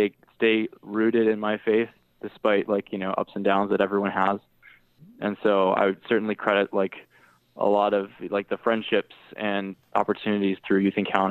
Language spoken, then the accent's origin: English; Lower Michigan, United States; also born or lived in Marquette, Michigan / Iron Mountain, Michigan; I was born in Marquette, but my dad became a teacher after he taught at Marquette Public Schools for a number of years. We moved down to Lower Michigan